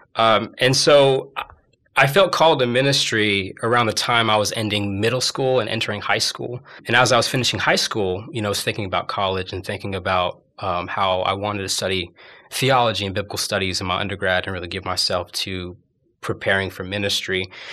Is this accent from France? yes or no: no; Garland, Texas, United States; moved away as an adult; also born or lived in Dallas, Texas; now in Birmingham, United States; I was born in Dallas, Texas, and grew up mainly in a neighboring town, Garland, Texas